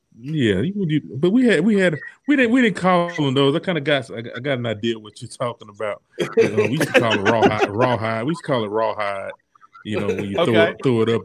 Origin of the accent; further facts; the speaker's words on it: Macon, Georgia, United States; I was born in Macon, Georgia